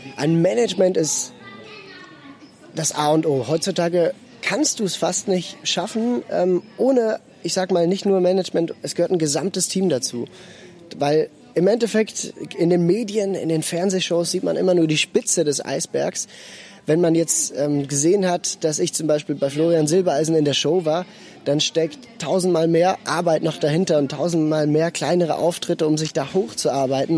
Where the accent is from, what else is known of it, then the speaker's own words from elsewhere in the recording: Basel, Basel-Stadt, Switzerland; ich bin in Basel geboren und aufgewachsen. Meine Wurzeln sind in Norddeutschland